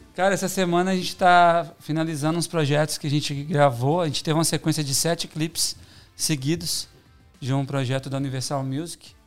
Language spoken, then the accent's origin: Portuguese; Belo Horizonte, Minas Gerais, Brazil; moved away as an adult; now in São Paulo, Brazil; Eu sou de Belo Horizonte, né? Uhum. Minha, minha naturalidade.